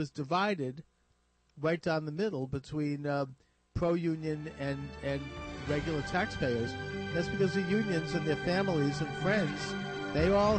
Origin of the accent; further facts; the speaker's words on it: Massachusetts, United States; here in Massachusetts, which is my home state